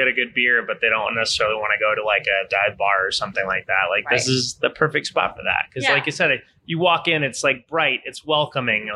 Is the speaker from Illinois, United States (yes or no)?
no; Phoenix, Arizona, United States; I grew up in Phoenix.